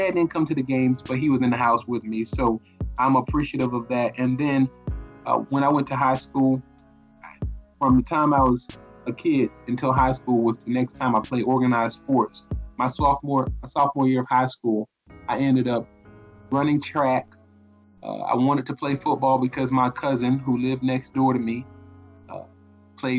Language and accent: English; Riviera Beach, Florida, United States; also born or lived in Tallahassee, Florida; I am originally from Riviera Beach, Florida. I'm a native of Palm Beach County. I currently live in West Palm Beach